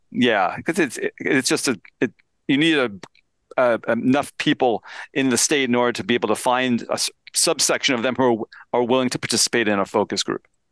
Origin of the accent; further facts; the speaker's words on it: Pennsylvania, United States; my home state of Pennsylvania